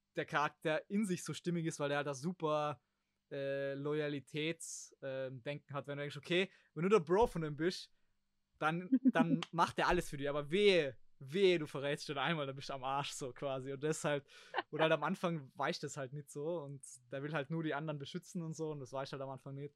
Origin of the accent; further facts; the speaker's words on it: Germany; wir als Deutsche